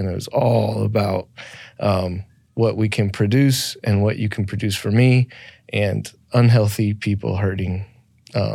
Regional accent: Phoenix, Arizona, United States; I'm born and raised in Phoenix.

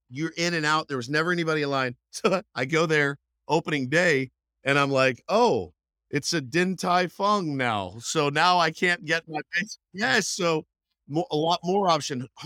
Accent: Texas, United States; now in San Diego, United States; the barbecue I grew up with in Texas

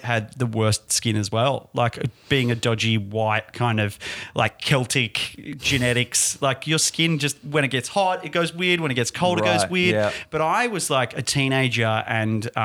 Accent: Perth, Western Australia, Australia; now in Melbourne, Australia; I'm from Perth. Perth boys

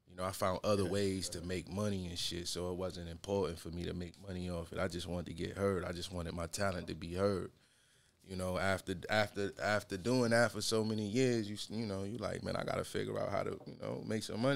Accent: Rochester, New York, United States; Born and raised in Rochester

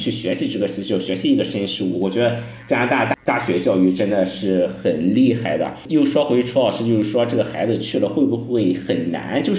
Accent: China; 我回国现在在国内的一个很重要的目的就是我想让我的孩子在中国出生，有一个中国的国籍。

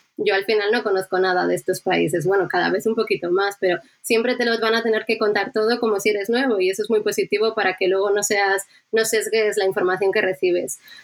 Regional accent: Bilbao, Basque Country, Spain; now in Madrid, Spain; pienso mucho en Bilbao, en mi tierra

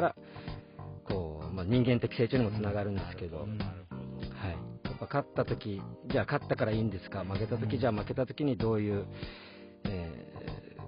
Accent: Nago, Okinawa, Japan; also born or lived in Tokyo / Saitama; now in Nago, Japan; もともと生まれ育った名護のこの、はい、えー、街だったり

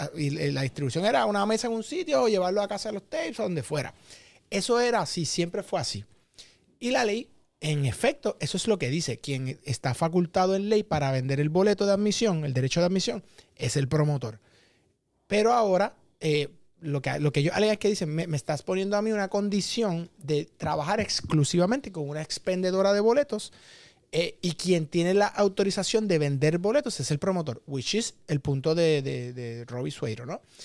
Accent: Puerto Rico; nuestra isla

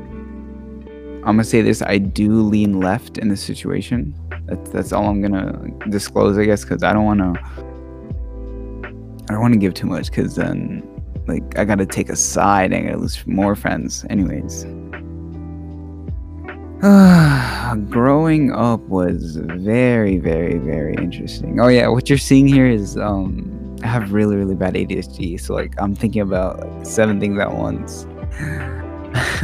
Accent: Texas, United States; English is a second language; also born or lived in Oregon / Middle East; I was born in Oregon, but I grew up in the Middle East, so like after my grandma died, like we moved back to Texas

